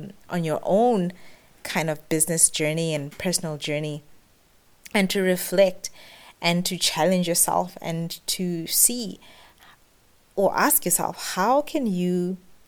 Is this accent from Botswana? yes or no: yes; Botswana; moved away as an adult; now in Middle East; I've run businesses in the Middle East, where I've lived for the past 10 years, as well as in my home country, Botswana